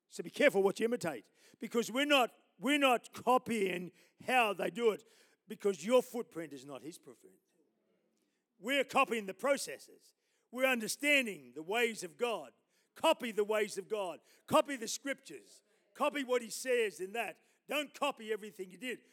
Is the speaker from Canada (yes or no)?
no; Australia; I'm an Australian